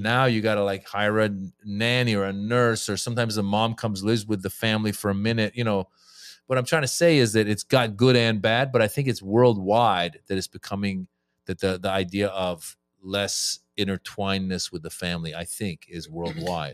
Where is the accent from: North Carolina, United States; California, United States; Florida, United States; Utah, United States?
California, United States; Northern; also born or lived in Iran; born in Iran. I grew up in Northern California